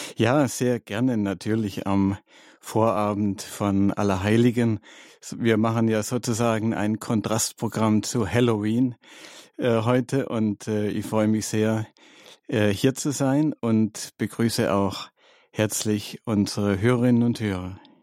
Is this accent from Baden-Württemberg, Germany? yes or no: yes; Stuttgart, Baden-Württemberg, Germany; moved away; in Stuttgart, in meiner Heimatstadt